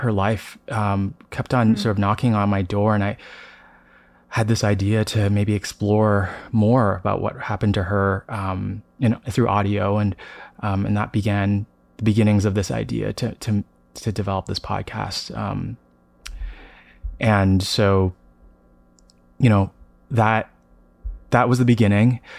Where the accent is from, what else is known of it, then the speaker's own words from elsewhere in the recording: Toronto, Ontario, Canada; also born or lived in Denver; now in San Francisco, United States; I grew up in Toronto, and I um, I'm currently in between San Francisco and Denver